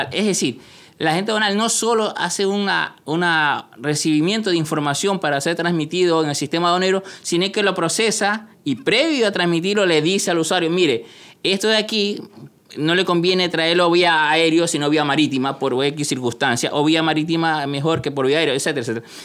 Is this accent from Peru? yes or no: yes; Peru; En la Escuela Nacional de Aduanas de Perú, en el ejemplo peruano. Como peruano.